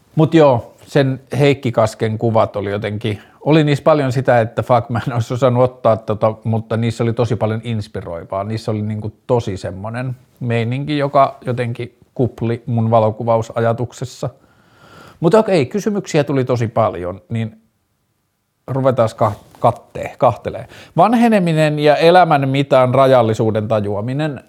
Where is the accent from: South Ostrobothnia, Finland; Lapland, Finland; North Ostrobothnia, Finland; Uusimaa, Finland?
Lapland, Finland; Tornio; mä oon lapsena, kun mä oon kasvanut Torniossa